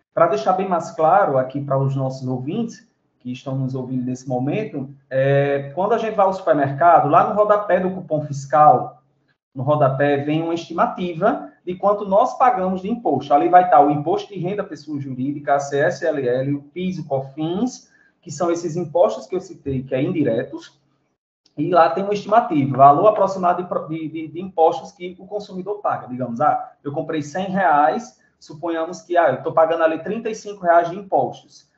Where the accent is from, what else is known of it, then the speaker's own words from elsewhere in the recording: Brazil; nós, brasileiros